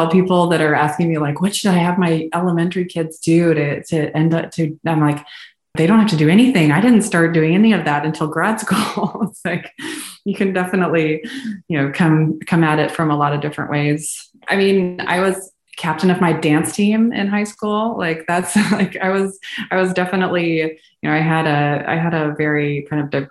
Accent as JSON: {"language": "English", "town": "Houston", "region": "Texas", "country": "United States", "tie": "born or raised there", "said": "once he landed a job in Houston, big oil city, we didn't have to move anymore. And so I grew up in Houston"}